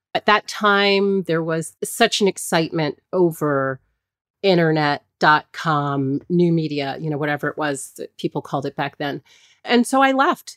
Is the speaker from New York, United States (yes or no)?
no; Hampton, Virginia, United States; I grew up in Hampton, Virginia